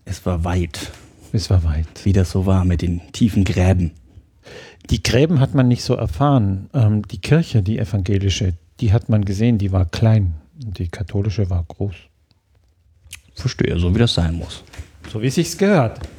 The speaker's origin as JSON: {"language": "German", "town": "Ravensburg", "region": "Baden-Württemberg", "country": "Germany", "tie": "born or raised there", "also_born_or_lived": "Heidelberg", "said": "Geboren in Heidelberg, mhm. aufgewachsen in Süddeutschland, Bodensee, Ravensburg, da, wo die Spiele herkommen."}